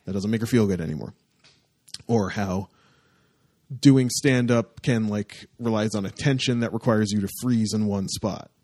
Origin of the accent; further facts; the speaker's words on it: Windsor, Ontario, Canada; my hometown-ish area